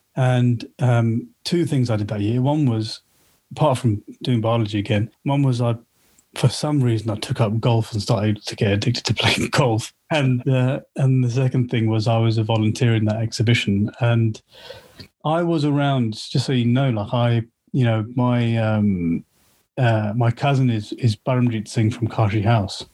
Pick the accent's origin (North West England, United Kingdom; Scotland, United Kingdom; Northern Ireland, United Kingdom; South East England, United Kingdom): South East England, United Kingdom; Slough; also born or lived in Watford; I grew up in Slough